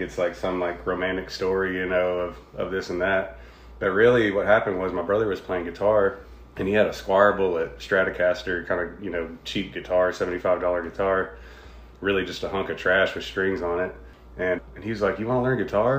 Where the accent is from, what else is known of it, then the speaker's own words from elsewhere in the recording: Cookeville, Tennessee, United States; now in Nashville, United States; Cookeville, Tennessee. Born and raised.